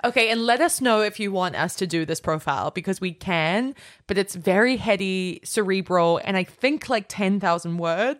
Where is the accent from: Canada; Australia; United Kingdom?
Australia; now in United States